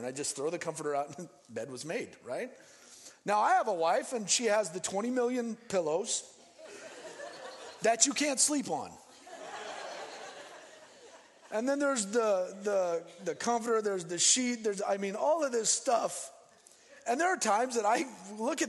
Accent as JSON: {"language": "English", "town": "Denver", "region": "Colorado", "country": "United States", "tie": "born or raised there", "also_born_or_lived": "Phoenix, Arizona", "moved": "yes", "lives_now": "Seattle, United States", "said": "I grew up in Denver, and on the 16th Street Mall"}